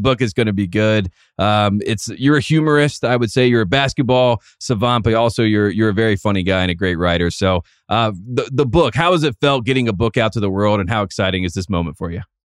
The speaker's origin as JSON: {"language": "English", "region": "the South", "country": "United States", "said": "I'm from the South"}